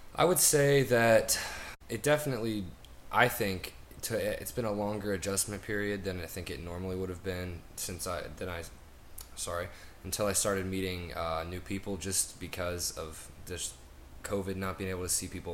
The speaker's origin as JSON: {"language": "English", "town": "Nashville", "region": "Tennessee", "country": "United States", "said": "I'm from Nashville, Tennessee"}